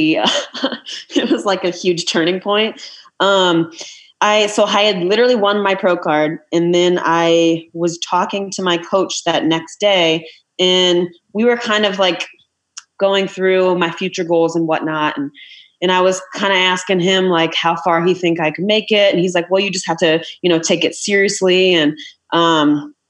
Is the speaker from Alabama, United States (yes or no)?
no; Iowa, United States; I'm from Iowa.